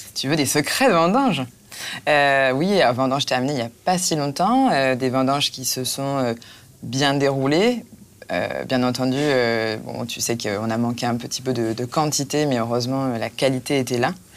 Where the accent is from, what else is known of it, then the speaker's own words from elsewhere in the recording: Marne Valley, Grand Est, France; je viens de Vallée de la Marne